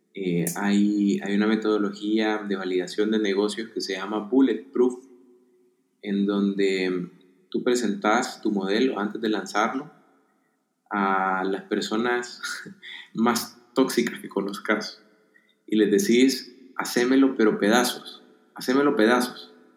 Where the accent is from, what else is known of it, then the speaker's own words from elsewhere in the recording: El Salvador; Yo soy del El Salvador